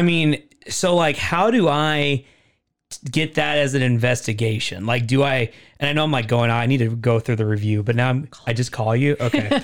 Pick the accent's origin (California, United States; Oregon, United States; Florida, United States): Oregon, United States; Portland; I grew up in Portland